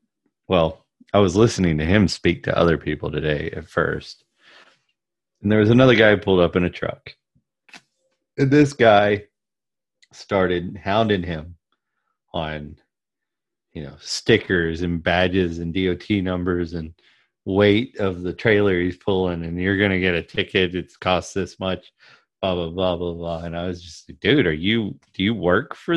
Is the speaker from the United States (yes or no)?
yes; Southeast, United States; I grew up in the Southeast